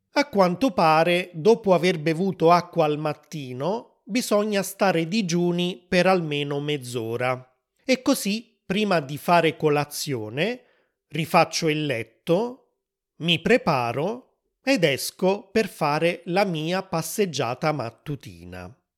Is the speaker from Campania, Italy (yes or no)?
yes; Naples, Campania, Italy; sono italiano, sono nato a Napoli, nel sud dell'Italia